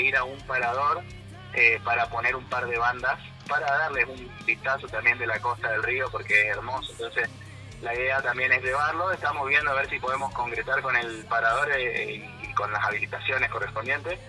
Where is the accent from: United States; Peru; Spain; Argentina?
Argentina; Córdoba; now in Paso de la Patria, Argentina; yo soy de Córdoba y me vine a vivir acá